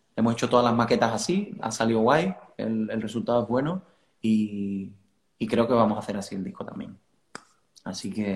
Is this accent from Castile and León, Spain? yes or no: no; Cádiz, Andalusia, Spain; also born or lived in Italy; yo nací aquí en Cádiz